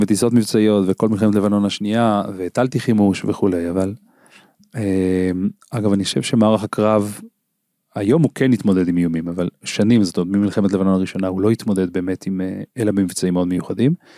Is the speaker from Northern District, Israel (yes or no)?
yes; Ginosar, Northern District, Israel; אני גדלתי בקיבוץ גינוסר.